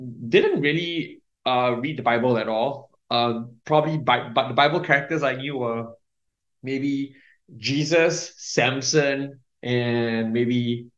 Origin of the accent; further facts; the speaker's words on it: Singapore; So I was raised in born and raised in Singapore.